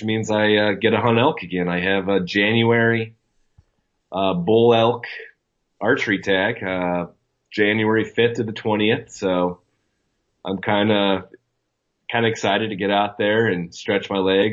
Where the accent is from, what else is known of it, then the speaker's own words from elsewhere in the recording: Coos Bay, Oregon, United States; accent: Coos Bay lingo; I come from the Oregon coast, and we have a different education system out here